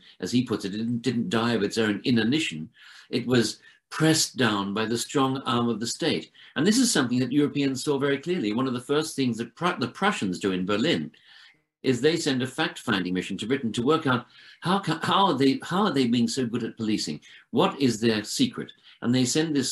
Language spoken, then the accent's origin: English; Sydney, New South Wales, Australia; moved away; because I grew up in Australia